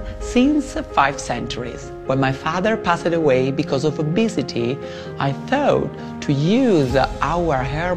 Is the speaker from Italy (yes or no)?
yes; Italy; I come from Italy.